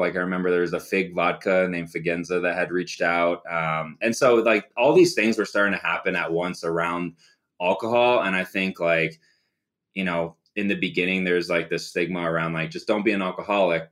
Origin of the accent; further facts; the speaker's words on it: Phoenix, Arizona, United States; also born or lived in Chicago; I grew up in Phoenix, originally from Chicago.